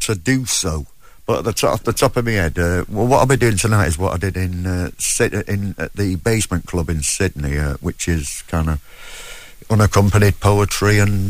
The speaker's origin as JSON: {"language": "English", "town": "Manchester", "region": "North West England", "country": "United Kingdom", "accent": "Manchester", "said": "Yeah, I'm from Manchester."}